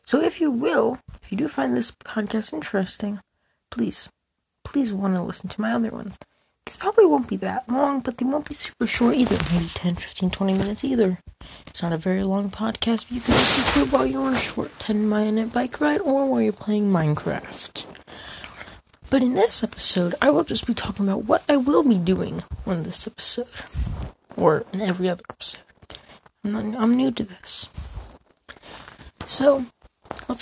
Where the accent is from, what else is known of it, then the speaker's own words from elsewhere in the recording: United States; as an American